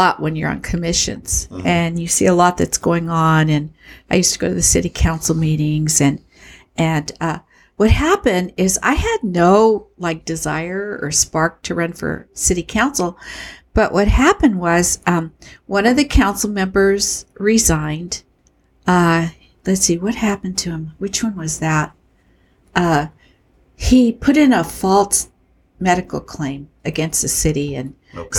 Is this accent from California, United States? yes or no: yes; Chula Vista, California, United States; I was born in Chula Vista in 1948